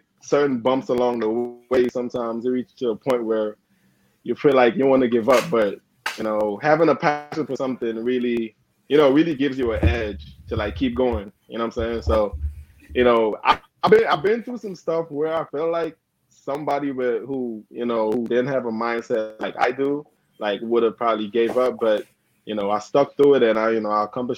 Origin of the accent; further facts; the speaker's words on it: Grenada; moved away; also born or lived in Carriacou, Grenada / United States; I grew up on Grenada. Like, my nationality is Grenada, mm-hmm. but it's actually a smaller island, which is part of, you know, is a tri-island